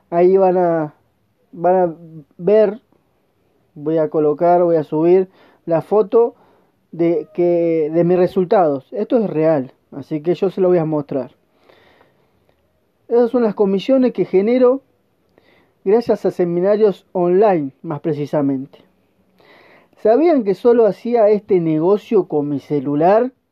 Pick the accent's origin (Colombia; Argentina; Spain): Argentina; como te repito, soy argentino y estoy vendiendo a todo el mundo, solo con mi celular.